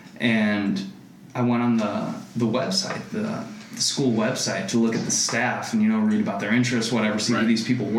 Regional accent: Rockford, Illinois, United States; moved away as an adult; now in Arizona, United States; I grew up in Rockford, Illinois, which is kind of like your classic like Rust Belt town

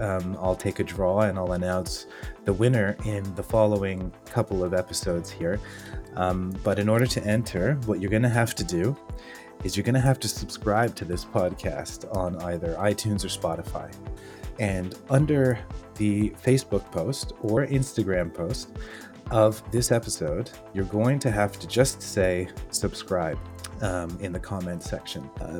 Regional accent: Canada; accent: Canadian; I was pretty shy in public to reveal my Canadian accent because, you know, everybody would look at me and say, where are you from, America?

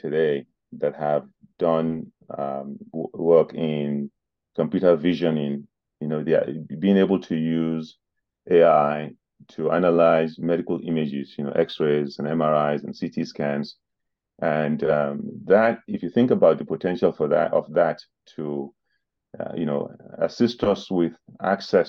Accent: Nigeria; moved away as an adult; now in New Jersey, United States; I grew up in Nigeria and began my education and my professional

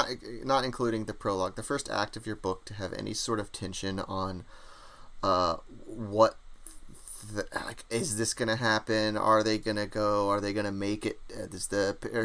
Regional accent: United States; accent: American; my American accent

